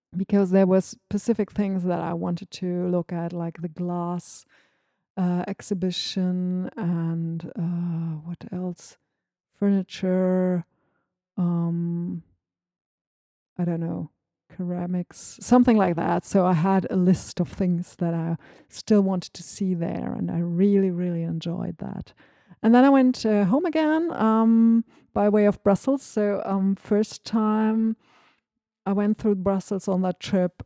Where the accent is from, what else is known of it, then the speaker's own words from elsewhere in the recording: Northern Germany, Germany; first language German; English is a second language; I'm from Northern Germany